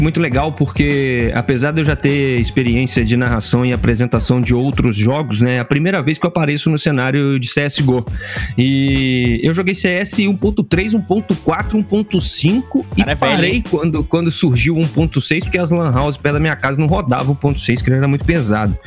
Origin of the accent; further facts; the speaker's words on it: Juiz de Fora, Minas Gerais, Brazil; eu sou de Juiz de Fora, né, Minas Gerais